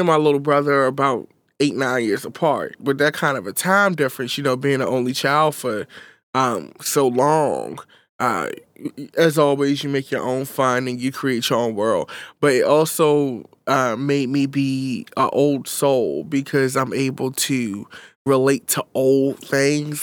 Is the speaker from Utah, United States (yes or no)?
no; Baltimore, Maryland, United States; I grew up in North West Baltimore.